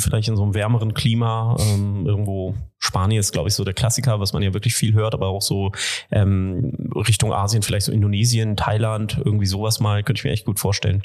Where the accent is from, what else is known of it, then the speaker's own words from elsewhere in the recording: Göttingen, Lower Saxony, Germany; moved away as an adult; also born or lived in India / Asia / Zurich / Dortmund; now in Wuppertal, Germany; ich bin ähm, selber aufgewachsen in Göttingen